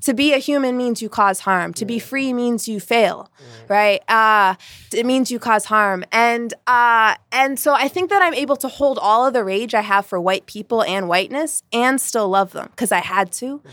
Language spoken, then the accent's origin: English; Vermont, United States; I'm from Vermont, Bernie country